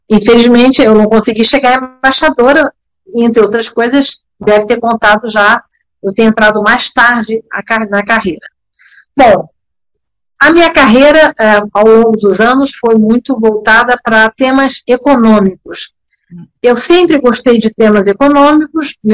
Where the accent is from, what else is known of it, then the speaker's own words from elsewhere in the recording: Bern, Switzerland; born there; eu nasci em Berna porque meu pai era embaixador na época era terceiro secretário, diplomata como eu, e trabalhava lá. Mas para deixar bem claro, eu não sou suíça, eu fui registrada na embaixada do Brasil.